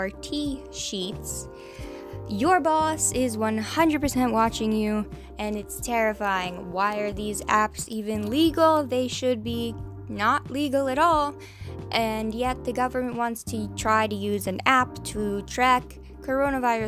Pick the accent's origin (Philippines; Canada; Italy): Canada; I'm fucking Canadian.